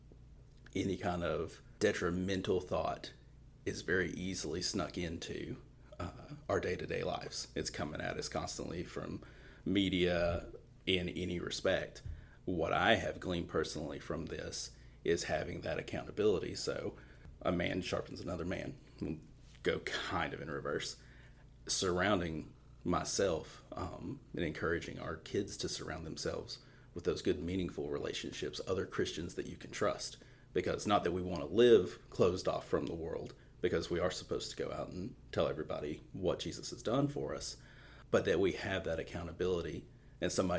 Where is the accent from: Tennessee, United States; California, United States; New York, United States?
Tennessee, United States; Eastern; I am from Eastern Tennessee